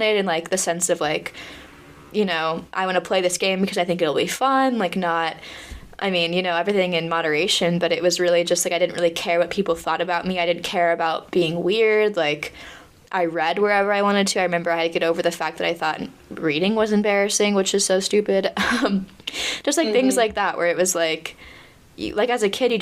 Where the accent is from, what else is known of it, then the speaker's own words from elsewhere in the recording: United States; moved away as an adult; now in Paris, France; I'm American